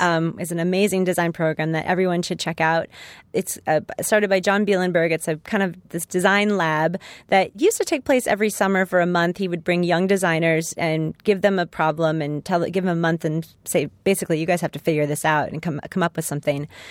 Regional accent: Los Angeles, California, United States; my hometown

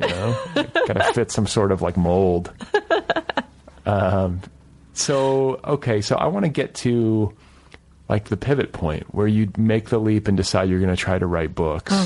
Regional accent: Midwest, United States; in my generation, especially growing up in the Midwest

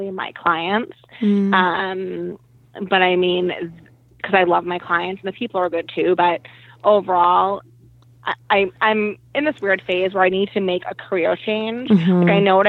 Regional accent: Boston, Massachusetts, United States; also born or lived in Las Vegas; I am from Boston. Born and raised here

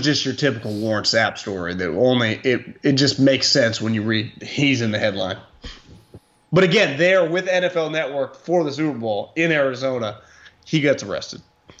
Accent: Northern Ireland, United Kingdom; I'm like Rory. I grew up playing in Northern Ireland.

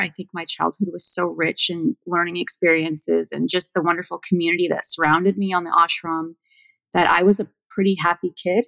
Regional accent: between Malibu and Los Angeles, Southern California, United States; moved away as an adult; also born or lived in Washington; I was born in Southern California, but I was raised on an ashram

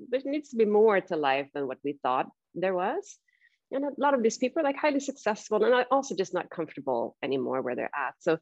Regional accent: Sweden; now in San Francisco, United States; I grew up in Sweden

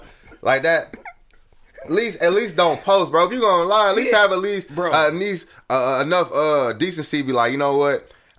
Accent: Oak Park, Michigan, United States; I'm 25. In Oak Park, bro. I grew up in Oak Park, and I moved back to Oak Park, bro. So that's where I'm at, bro.

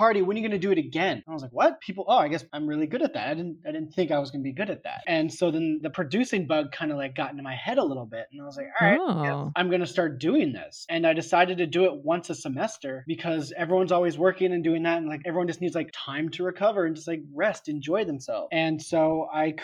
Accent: San Diego, California, United States; moved away as an adult; I was from San Diego

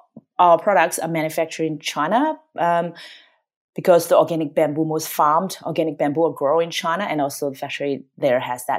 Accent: Australia; English is a second language; moved away as an adult; now in United States; She's American, but she wanted to live in Australia. And I'm Australian, I moved to the US.

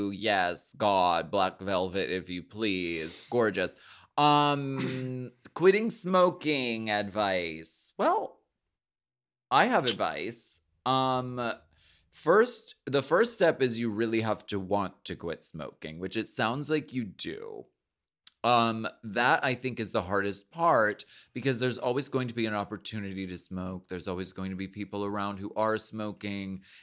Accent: Canada; Mm, um, I'm Canadian.

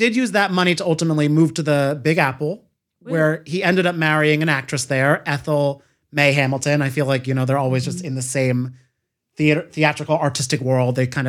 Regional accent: Ireland; I'm Irish, so I feel like it does track for a lot of our Irish people.

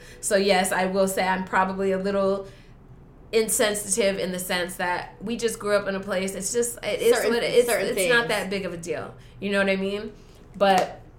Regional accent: Los Angeles, California, United States; we grew up in the Valley

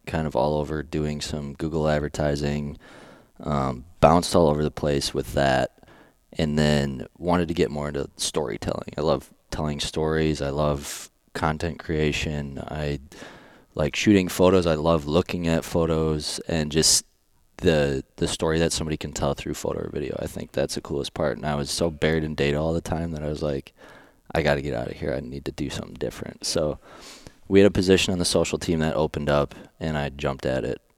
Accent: Wisconsin, United States; moved away; also born or lived in La Crosse, Wisconsin; I grew up in Wisconsin, went to college in La Crosse, Wisconsin

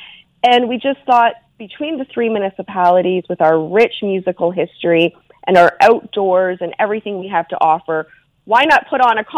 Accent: Fergus, Ontario, Canada; my hometown of Fergus

